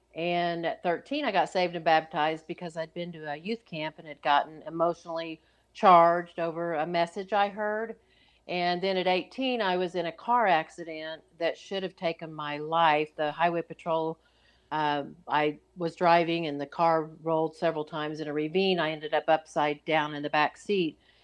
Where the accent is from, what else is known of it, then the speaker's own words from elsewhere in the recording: Oklahoma, United States; I grew up in Oklahoma